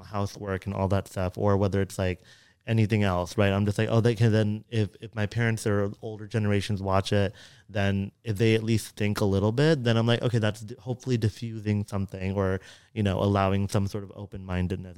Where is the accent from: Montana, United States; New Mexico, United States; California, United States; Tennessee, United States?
California, United States; Fremont; growing up in Fremont, which was very predominantly Asian